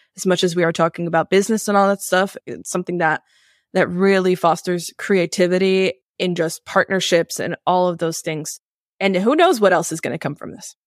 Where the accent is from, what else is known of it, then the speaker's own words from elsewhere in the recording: New York City, New York, United States; I grew up in New York City